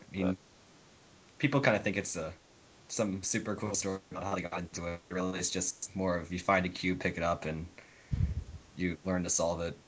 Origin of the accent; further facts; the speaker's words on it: United States; also born or lived in Arizona; I'm the American on this podcast, I guess. I live in the western United States, which is Arizona